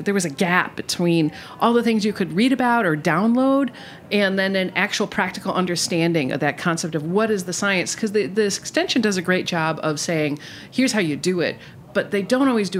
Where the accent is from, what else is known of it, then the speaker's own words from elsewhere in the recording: Milwaukee, Wisconsin, United States; I'm from Milwaukee, so means beer.